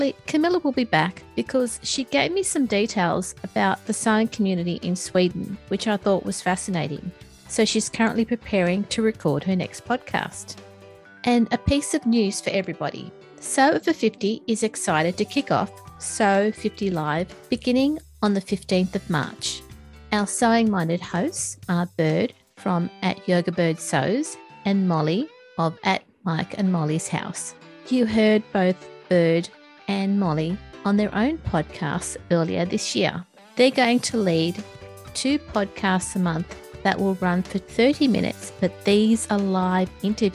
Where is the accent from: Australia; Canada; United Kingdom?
Australia; my home country? Australia